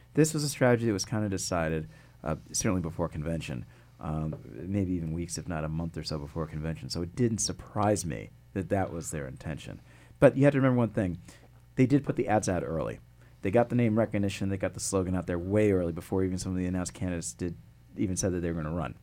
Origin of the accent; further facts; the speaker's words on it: West Hartford, Connecticut, United States; moved away as an adult; also born or lived in New York City / Washington D.C. / New Jersey; I grew up there in West Hartford